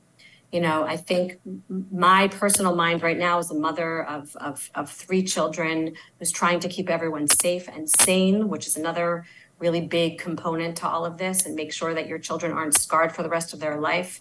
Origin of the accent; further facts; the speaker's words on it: Baltimore, Maryland, United States; moved away as an adult; also born or lived in Tel Aviv, Israel; now in Israel; I'm actually from Baltimore, Maryland. I grew up close by to where all of you are. And I moved here about 20 years ago